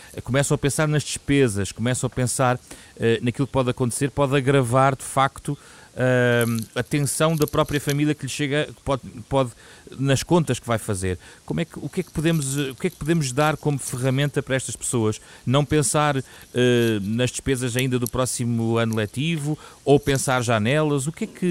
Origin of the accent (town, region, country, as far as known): Portugal